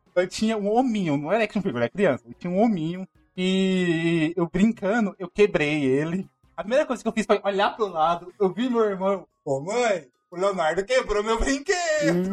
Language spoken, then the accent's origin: Portuguese; Goiânia, Goiás, Brazil; cresci em Goiânia, que nasci por último, e eu cresci longe de toda a família